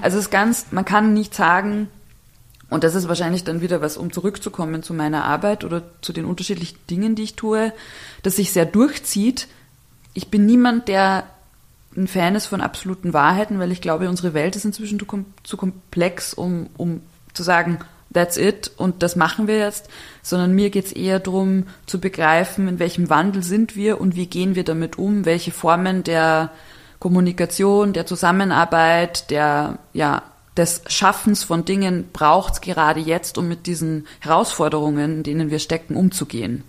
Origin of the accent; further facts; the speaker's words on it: Bavaria, Germany; now in Berlin, Germany; ich komme aus, aus Bayern, aus dem kleinen Dorf